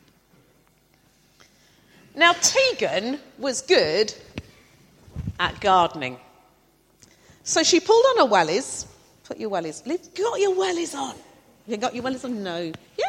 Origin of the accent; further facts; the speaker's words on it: the Fens, East of England, United Kingdom; I'm from the Fens as well